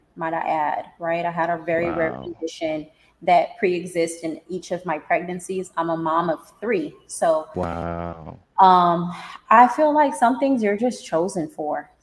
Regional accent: California, United States; moved away as an adult; also born or lived in Nevada; I'm originally from Cali

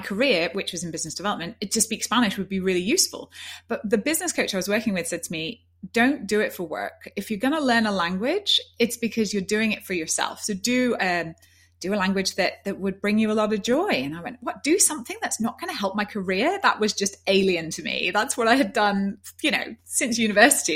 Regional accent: Yorkshire and the Humber, United Kingdom; moved away as an adult; also born or lived in London / Rome; I'm a girl from Yorkshire and, and up in the north.

